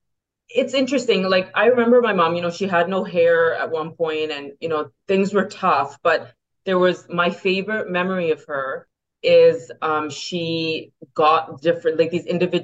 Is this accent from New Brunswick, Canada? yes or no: no; Toronto, Ontario, Canada; also born or lived in Brampton, Ontario / Pennsylvania, United States / Buffalo, United States; born and raised in Etobicoke, and parents eventually moved over to Brampton